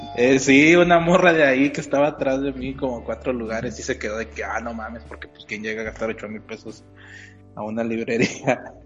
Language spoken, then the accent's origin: Spanish; northern Mexico, Mexico; que sea norteño